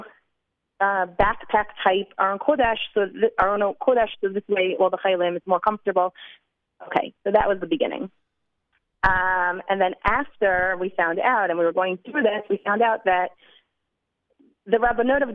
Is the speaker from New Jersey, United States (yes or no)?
yes; New Jersey, United States; now in Jerusalem, Israel; I'm from New Jersey.